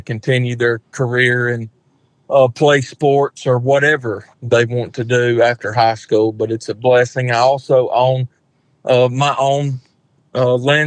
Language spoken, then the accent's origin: English; Alabama, United States; I was born and raised here in Alabama